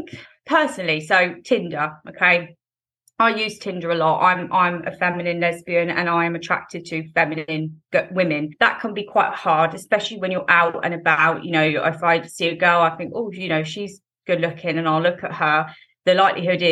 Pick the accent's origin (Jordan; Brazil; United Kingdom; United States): United Kingdom; England; So I live in England. So I grew up in England and I'm 26 years old.